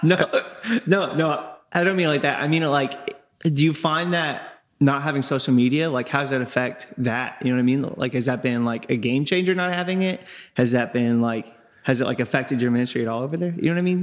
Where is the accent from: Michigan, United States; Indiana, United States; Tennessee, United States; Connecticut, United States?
Indiana, United States; Crawford County; I'm from Crawford County